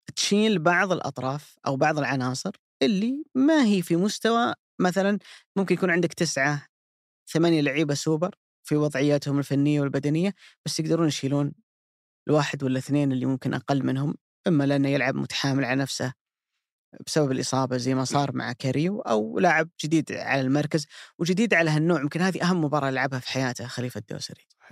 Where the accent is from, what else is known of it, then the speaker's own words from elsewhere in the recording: Saudi Arabia; احنا كسعوديين